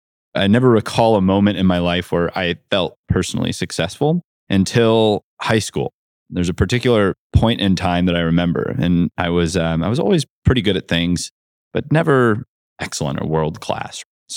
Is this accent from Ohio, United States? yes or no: yes; Ohio, United States; I grew up in North Central Ohio in a farm town with about 7,000 people.